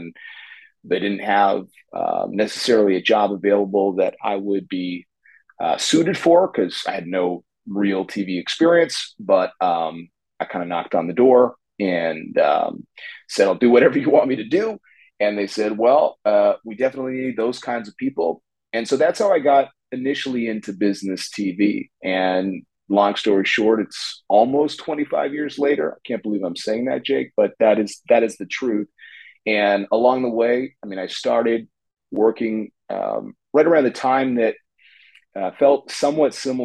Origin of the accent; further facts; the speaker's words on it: Toronto, Ontario, Canada; I'm joining you from Toronto in Canada, where I grew up. I'm a Toronto kid